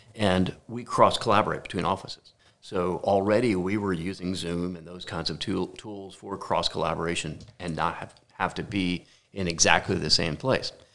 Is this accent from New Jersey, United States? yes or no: yes; New Jersey, United States; also born or lived in Detroit; born and raised in New Jersey